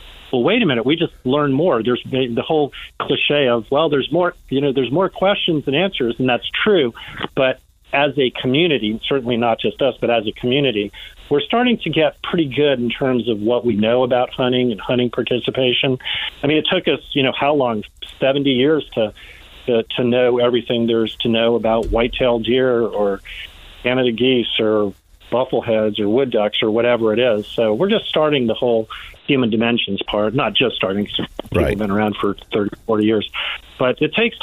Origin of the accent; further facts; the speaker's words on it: Washington, District of Columbia, United States; I grew up in Washington, D.C., in a non-hunting family